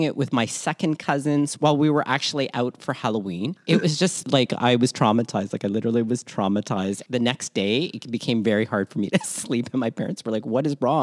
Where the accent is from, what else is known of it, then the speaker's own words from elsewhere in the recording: Toronto, Ontario, Canada; also born or lived in Manila, Philippines; born Manila, Philippines, raised in Toronto, Canada, and schooled all over southwestern Ontario